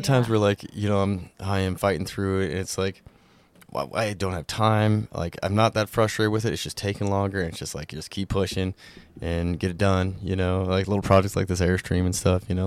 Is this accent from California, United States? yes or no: no; Montana, United States; growing up in Montana